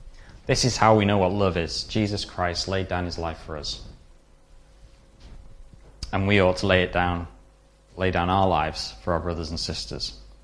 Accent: DR Congo; Growing up in Zaire, as it was then, the Congo, there was me and my sister in the village, and there was no other whites

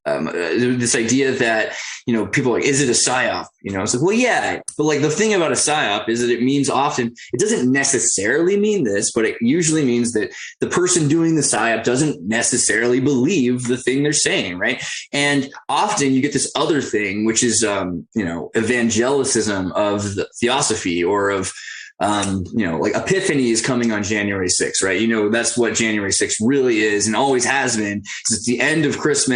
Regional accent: California, United States; growing up in California

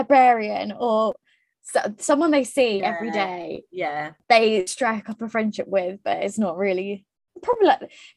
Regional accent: United Kingdom; we're British

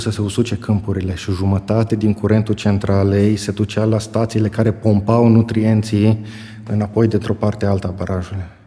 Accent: Bocșa, Caraș-Severin County, Romania; moved away as an adult; also born or lived in Germany; revin la Bocșa, orașul meu natal, unde îmi știu toți oamenii

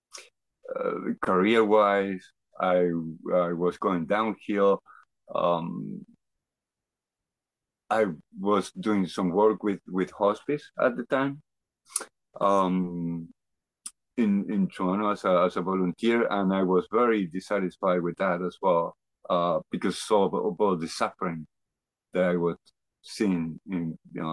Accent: Argentina; moved away as an adult; now in Canada; I grew up in Argentina. I moved to Canada after when I was 28 years old

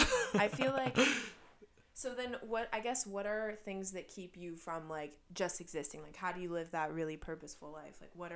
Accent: Metro Detroit, Michigan, United States; also born or lived in South Korea; the Metro Detroit area. I'm not from Detroit.

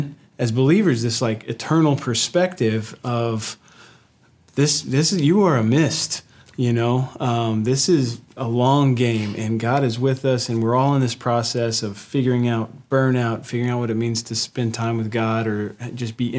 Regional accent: West Texas, United States; I grew up in West Texas

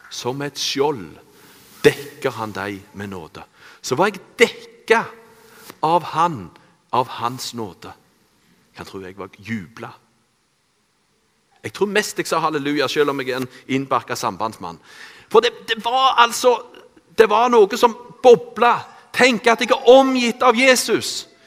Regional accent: Randaberg, Rogaland, Norway; Jeg er oppvokst på Bø på Randaberg. Eh, jeg eh, i en kristen familie.

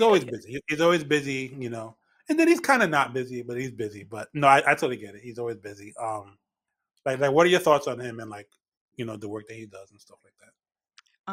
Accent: New York City, New York, United States; now in Westchester County, United States; I'm born and raised in the Bronx

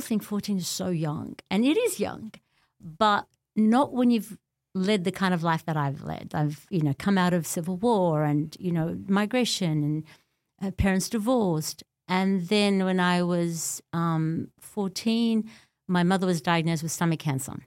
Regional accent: Australia; also born or lived in Beirut, Lebanon; I was born in Beirut and my parents escaped the civil war at the time

